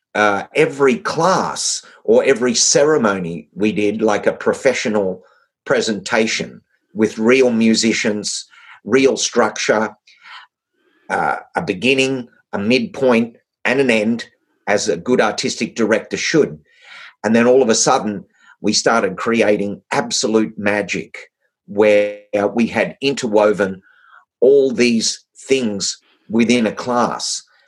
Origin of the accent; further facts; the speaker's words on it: Australia; being an Australian